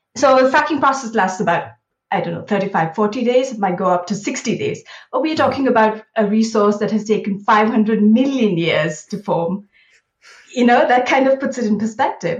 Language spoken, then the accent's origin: English; Bangalore, Karnataka, India; moved away as an adult; now in London, United Kingdom; I grew up in Bangalore in India